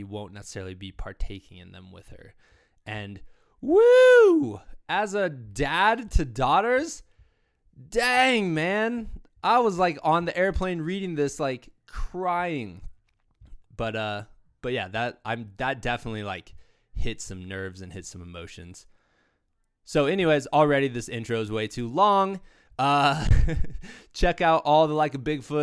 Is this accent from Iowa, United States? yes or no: yes; Iowa, United States; moved away as an adult; also born or lived in Virginia; now in Colorado, United States; I'm originally from Iowa, right on the Mississippi River